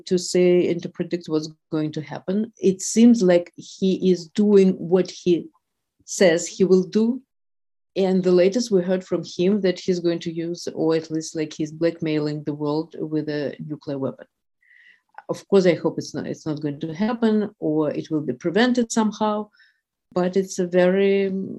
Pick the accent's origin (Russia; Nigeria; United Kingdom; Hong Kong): Russia; Moscow; moved away as an adult; now in New York, United States; I was born and raised in Russia, and actually I used to spend my summers in Kyiv, where my aunt lives. So, yes, but yes, I was raised in Moscow.